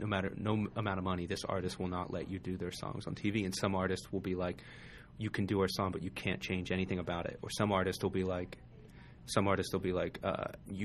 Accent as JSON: {"language": "English", "region": "West Virginia", "country": "United States", "said": "From West Virginia."}